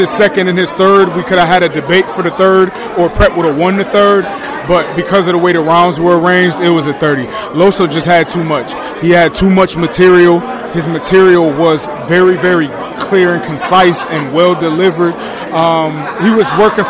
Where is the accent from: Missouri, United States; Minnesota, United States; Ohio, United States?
Ohio, United States; Cleveland; also born or lived in Akron, Ohio; I'm from Cleveland, bro, originally.